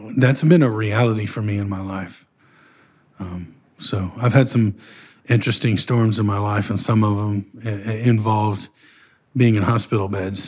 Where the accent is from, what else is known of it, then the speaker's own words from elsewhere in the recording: Northeast Texas, United States; where I grew up in Northeast Texas area